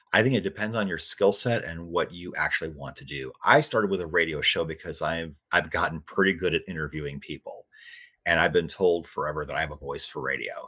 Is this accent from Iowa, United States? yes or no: yes; Iowa, United States; moved away as an adult; also born or lived in Phoenix, Arizona; I grew up in Iowa and it's where I am now. Spent 26 years in Phoenix